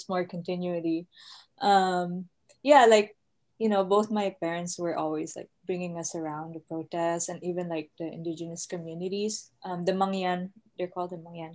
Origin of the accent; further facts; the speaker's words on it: Mindoro, Mimaropa, Philippines; moved away; also born or lived in Netherlands; We were living in Mindoro, an island called Mindoro